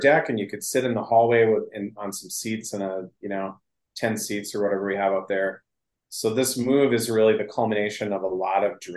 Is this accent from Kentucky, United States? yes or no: no; Northwest Wisconsin, United States; now in Duluth, United States; I'm from Northwest Wisconsin